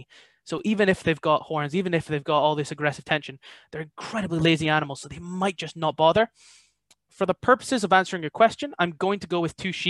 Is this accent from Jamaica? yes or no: no; Ellon, Scotland, United Kingdom; Ellen is one, primarily because it's my hometown